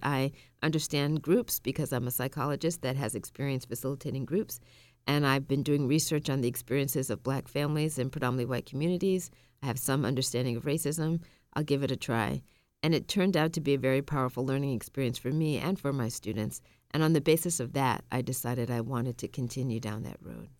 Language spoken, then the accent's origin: English; Massachusetts, United States; born or raised there; also born or lived in Tallahassee, Florida